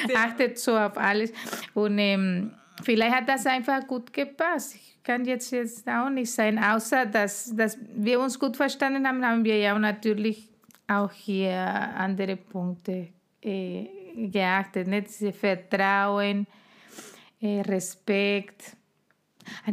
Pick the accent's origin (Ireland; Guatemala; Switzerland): Guatemala; first language Spanish; German is a second language; moved away as an adult; now in Germany; von meinem Land oder mein, meine Heimat